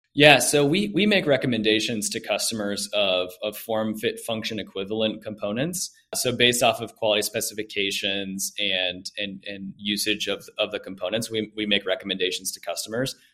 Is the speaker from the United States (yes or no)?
yes; Orlando, Florida, United States; moved away as an adult; also born or lived in Greenville, South Carolina; now in Atlanta, United States; I grew up in Orlando, Florida